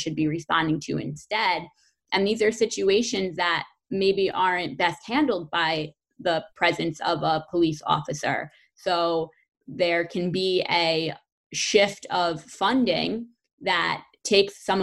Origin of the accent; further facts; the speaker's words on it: Fallsburg, New York, United States; I'm from Fallsburg, so I'm always very proud to be from Fallsburg. That's the community that raised me.